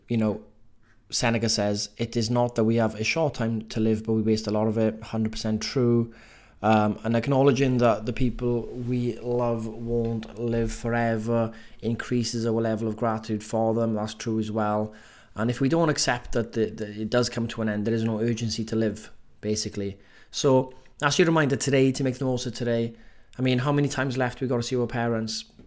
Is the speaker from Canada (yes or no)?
no; Welsh, Wales, United Kingdom; accent: Welsh; I'm just being too Welsh-y with saying every letter, every word